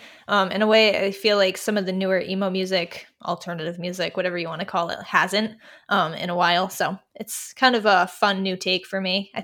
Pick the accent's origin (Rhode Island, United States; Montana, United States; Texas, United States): Rhode Island, United States; Providence; I am from Providence, which is about an hour outside there.